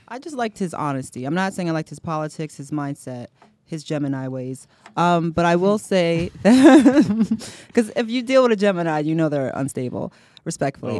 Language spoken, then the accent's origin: English; United States; I'm American, I was born here